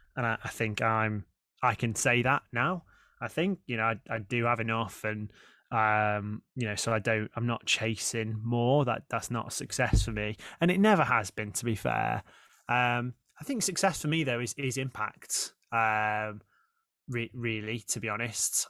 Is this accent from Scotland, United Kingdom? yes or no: no; Stoke-on-Trent, West Midlands, United Kingdom; moved away as an adult; I grew up in Stoke